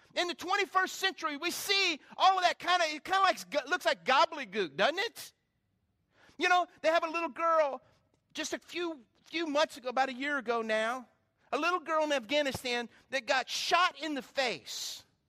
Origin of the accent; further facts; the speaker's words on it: South Carolina, United States; growing up in South Carolina